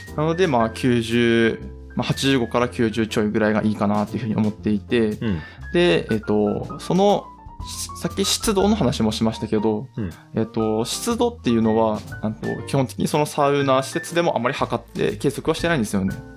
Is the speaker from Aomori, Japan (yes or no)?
yes; Aomori, Japan; まあ、僕たちは青森県なんですけど